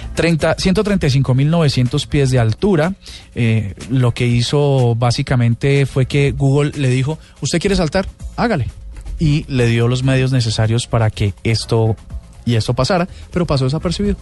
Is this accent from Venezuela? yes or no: no; Colombia; somos los colombianos